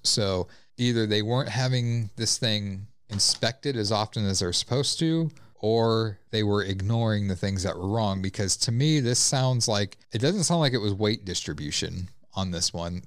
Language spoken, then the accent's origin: English; La Vista, Nebraska, United States; I grew up in La Vista. We had La Vista days